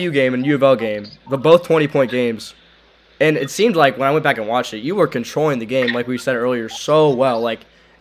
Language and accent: English; Cincinnati, Ohio, United States; moved away as an adult; now in Kentucky, United States; I'm from Cincinnati, but, you know, I told you I go to UK now.